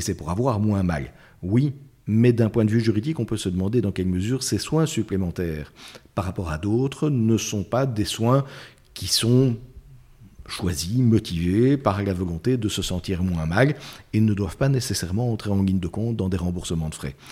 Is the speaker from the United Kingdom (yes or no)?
no; Belgium; chez nous, en Belgique.